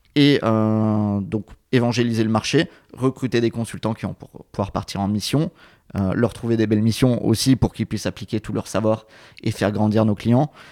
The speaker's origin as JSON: {"language": "French", "region": "south of France", "country": "France", "tie": "born or raised there", "moved": "yes", "said": "je suis originaire du, sud de la France"}